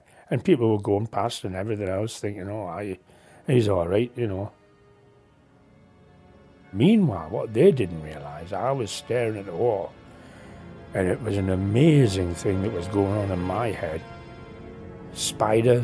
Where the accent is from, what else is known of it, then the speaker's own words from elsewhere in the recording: Newcastle upon Tyne, North East England, United Kingdom; moved away as an adult; also born or lived in Canada; I was born in Newcastle